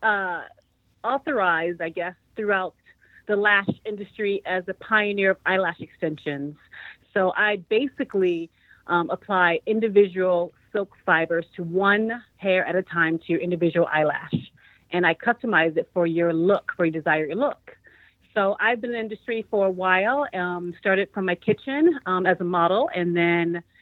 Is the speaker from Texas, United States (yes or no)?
no; New York, United States; now in Los Angeles, United States; I'm from New York